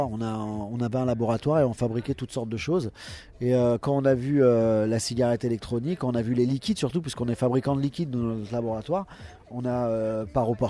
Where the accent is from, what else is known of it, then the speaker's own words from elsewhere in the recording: Paris, Île-de-France, France; On est de Paris, on est tous de Paris.